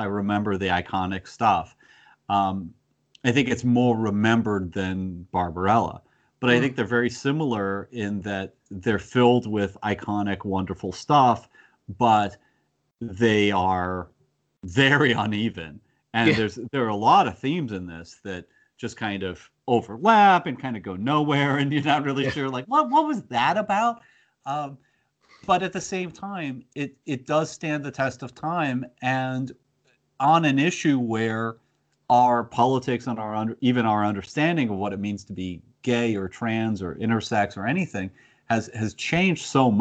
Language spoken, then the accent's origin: English; United States; I grew up with it as an American phenomenon.